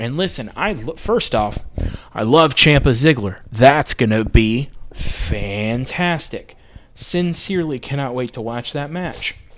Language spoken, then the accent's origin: English; United States; I'm American